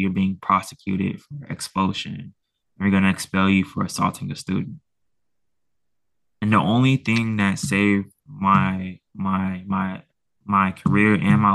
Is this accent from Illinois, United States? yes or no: yes; Chicago, Illinois, United States; also born or lived in Portland, Maine; I'm from Chicago.